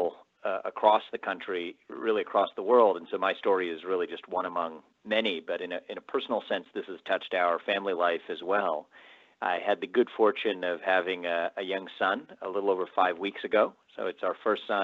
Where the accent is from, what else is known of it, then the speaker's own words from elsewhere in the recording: Cincinnati, Ohio, United States; moved away as an adult; also born or lived in New York City; I'm now in Ohio, where I have the support of my parents. It's where I grew up.